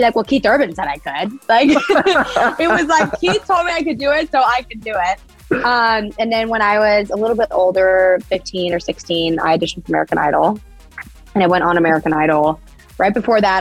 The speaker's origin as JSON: {"language": "English", "area": "Vancouver Island", "region": "British Columbia", "country": "Canada", "tie": "born or raised there", "said": "I grew up on Vancouver Island in Canada."}